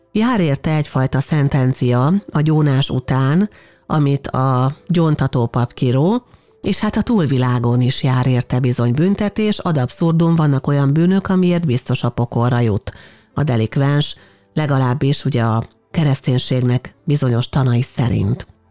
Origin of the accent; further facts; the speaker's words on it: Hungary; mi Magyarországon magyarként egy olyan európai kultúrkörbe születtünk bele